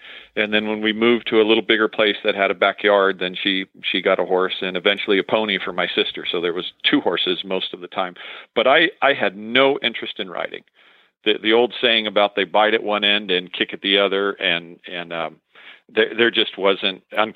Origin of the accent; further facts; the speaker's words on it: San Francisco, California, United States; now in White City, Oregon, United States; I was born in San Francisco, back when San Francisco was fun. And on the Marin County side, I grew up in a family of 5 children